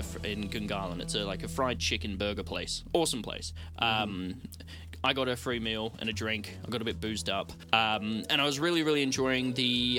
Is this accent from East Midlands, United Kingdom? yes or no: no; Welsh, Wales, United Kingdom; I'm Welsh.